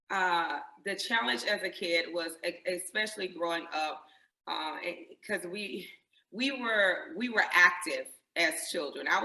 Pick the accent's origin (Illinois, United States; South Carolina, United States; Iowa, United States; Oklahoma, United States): South Carolina, United States; Greenwood; I grew up uh, right here in, in Greenwood, South Carolina, in the South